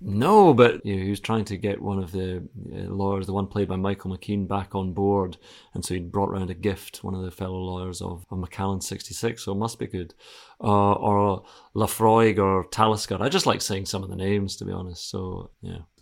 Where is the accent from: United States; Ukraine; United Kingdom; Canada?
United Kingdom; Scotland; I'm Scottish